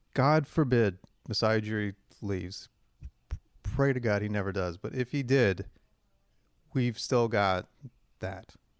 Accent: Hamilton, Ontario, Canada; growing up in Hamilton and the girls in my high school all play Transway

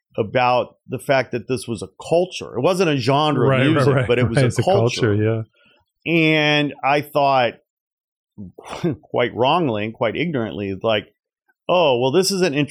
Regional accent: Portage, Indiana, United States; also born or lived in Gary; You know, Gary, Indiana, where I was born. Blacks lived in Gary, Indiana, and then all the white folks lived 10 miles east, so to speak, near the beach, Portage, where I grew up.

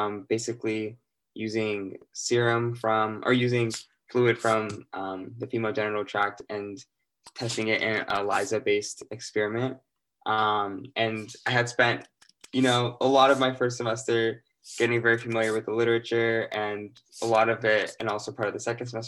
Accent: Littleton, Colorado, United States; moved away as an adult; now in Cambridge, United States; I'm from Littleton, Colorado, but my family's from Ethiopia

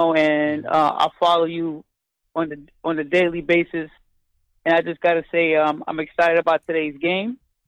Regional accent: New York City, New York, United States; I'm from Harlem

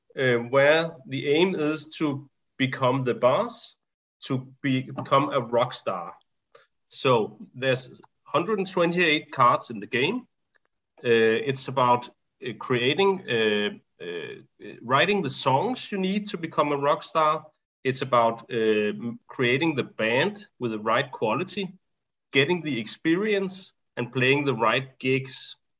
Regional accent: Copenhagen, Capital Region of Denmark, Denmark; Because even though it's very different to grow up in Copenhagen, in the suburbs, it's like, you know, you can still relate to it.

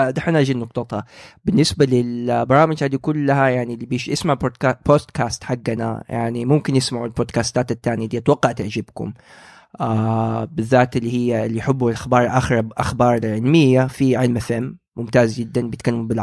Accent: Saudi Arabia; فهذه اول شبكه عندنا في السعوديه لبودكاستات

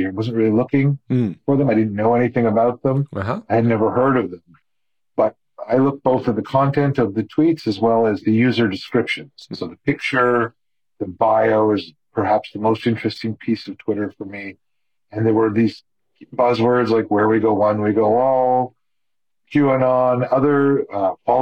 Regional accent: Canada; now in United States; I grew up in Canada and I have a Canadian mom and an American father

